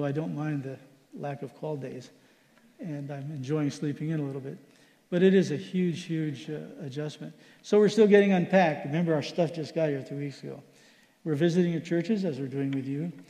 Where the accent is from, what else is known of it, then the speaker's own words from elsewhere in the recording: Philippines; I grew up in the Philippines. That's the kind of food I like.